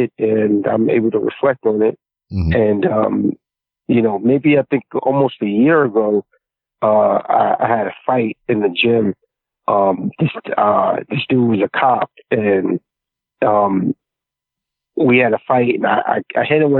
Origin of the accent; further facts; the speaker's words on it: New York City, New York, United States; I grew up in Queensbridge Project